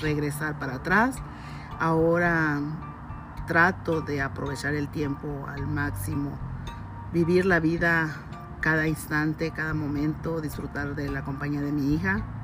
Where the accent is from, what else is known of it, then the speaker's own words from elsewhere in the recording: Ciudad Juárez, Chihuahua, Mexico; moved away as an adult; also born or lived in Durango; mi lugar de nacimiento fue en Durango. Yo llegué a, Ciudad Juárez a la edad de 8, 8 años más o menos